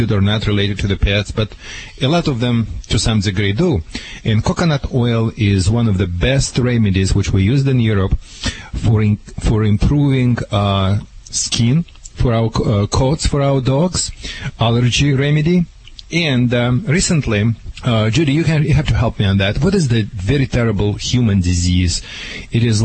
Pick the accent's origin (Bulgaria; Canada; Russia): Russia; English is a second language; moved away as an adult; now in United States; Back in Soviet Union, when we had nothing on the shelves